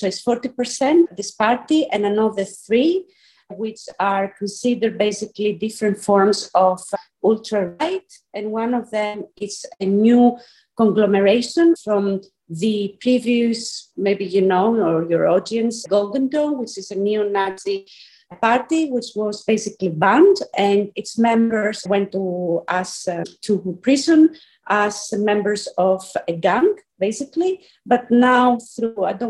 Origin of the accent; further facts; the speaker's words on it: Athens, Attica, Greece; moved away as an adult; also born or lived in Scotland, United Kingdom; now in Athens, Greece; I am originally from Athens, from Greece, but I've been away for about 20 years studying and then working in the UK and more specifically in Scotland